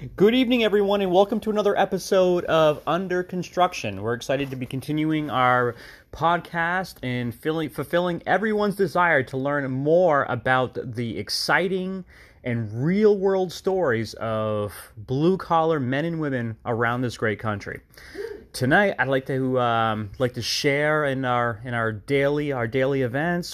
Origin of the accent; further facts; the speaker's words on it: Long Island, New York, United States; we are from Long Island